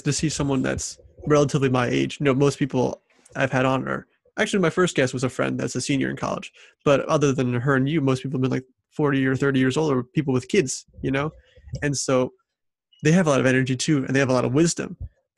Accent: St. Louis, Missouri, United States; I grew up in St. Louis, Missouri

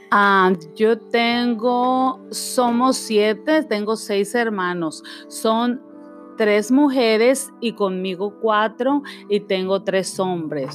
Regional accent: Nayarit, Mexico; moved away; yo nací en México, en el estado de Nayarit

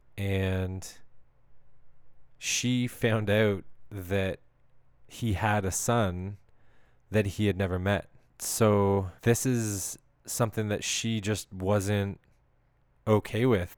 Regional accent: Canada; as a Canadian

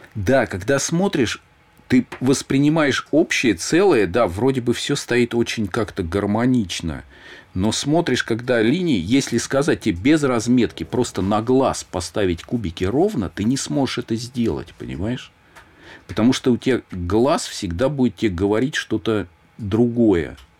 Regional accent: Moscow, Russia; где я родился, вот в Щукино

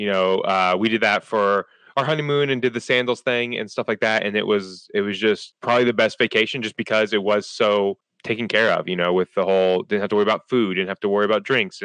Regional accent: Winfield, Kansas, United States; now in Charleston, United States; We all are from Winfield

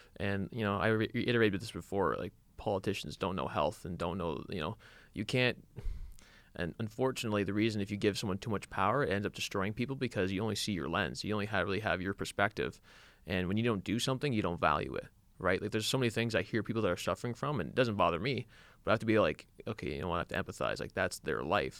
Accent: Canada; we grew up in Canada

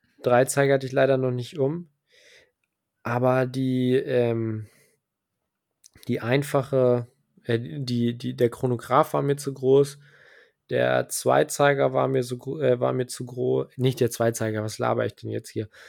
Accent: Germany; hier bei uns in Deutschland

